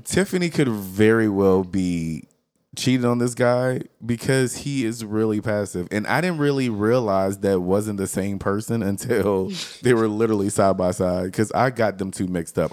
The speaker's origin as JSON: {"language": "English", "region": "the South", "country": "United States", "said": "We are all from the South"}